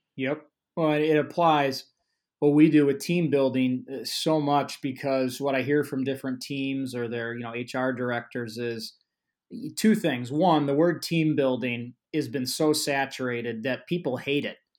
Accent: Illinois, United States; I'm from Illinois

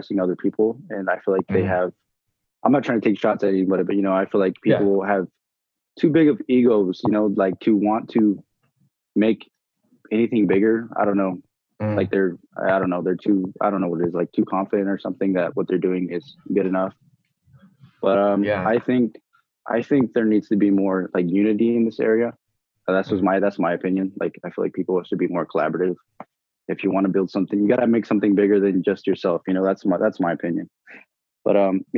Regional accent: California, United States; now in Idaho, United States; I'm originally from California

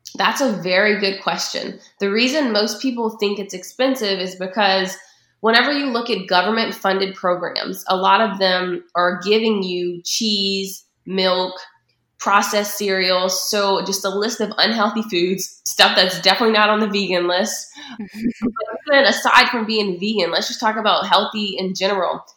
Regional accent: Patterson, Louisiana, United States; moved away as an adult; also born or lived in Baton Rouge, Louisiana; now in Atlanta, United States; I'm from Patterson, Louisiana. So growing up there, it was a very small town.

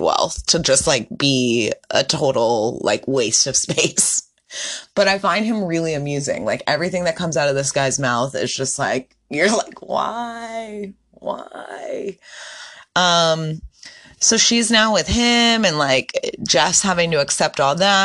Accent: Northeast, United States; I'm from the Northeast.

